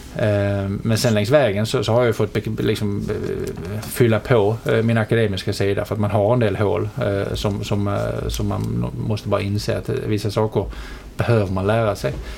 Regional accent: Helsingborg, Skåne, Sweden; accent: Scanian; also born or lived in London; jag är, som eh, dialekten antyder eh, skåning.

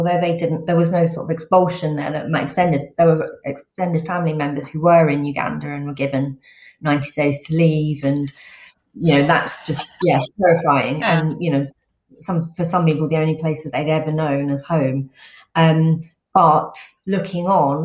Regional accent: England, United Kingdom; I was born in England

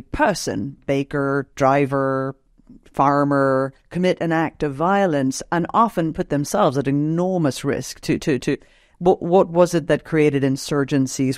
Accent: Northern Ireland, United Kingdom; moved away; I grew up in Northern Ireland, um, during the conflict there

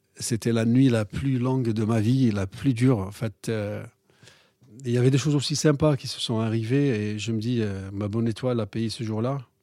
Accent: Algeria; moved away as an adult; now in France; J'ai grandi en Algérie

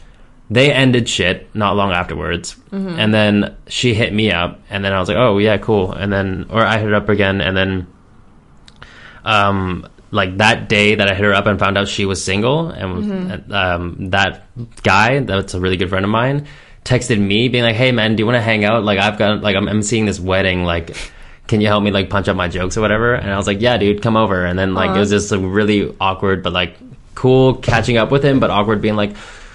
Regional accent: Richmond, United States; Like a lot of my hometown friends, like in Richmond

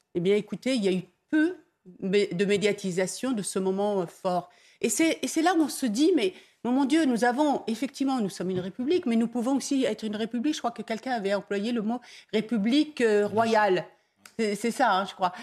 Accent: Dreux, Centre-Val de Loire, France; je suis de Dreux

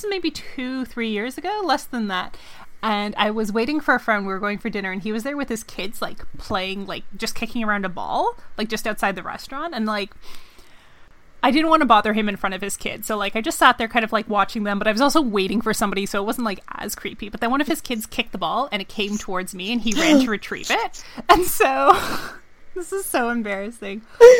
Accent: India; Growing up in India, all midweek and European games were either a midnight or 1 a.m. kickoff, depending on daylight savings.

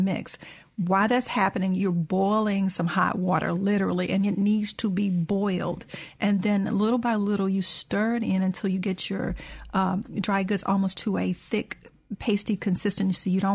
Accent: the South, United States; growing up in the South

